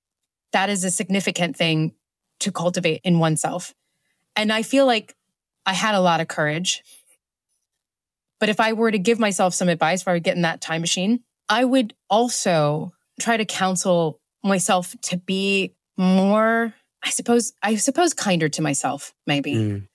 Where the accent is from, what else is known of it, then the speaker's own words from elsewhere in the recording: Nigeria; also born or lived in Ethiopia; I grew up in Nigeria. I grew up in Ethiopia.